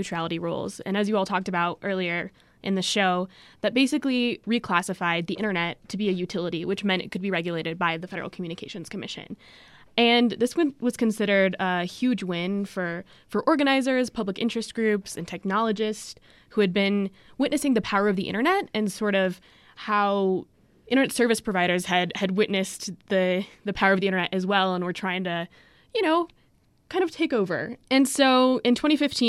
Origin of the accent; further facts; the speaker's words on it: Albuquerque, New Mexico, United States; I'm originally from Albuquerque, New Mexico